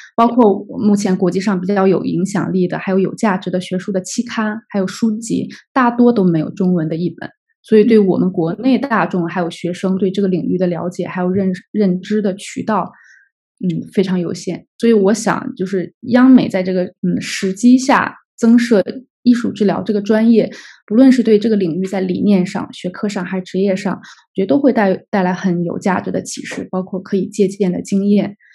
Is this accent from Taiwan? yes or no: no; China; 当时我们那届只有我一个中国人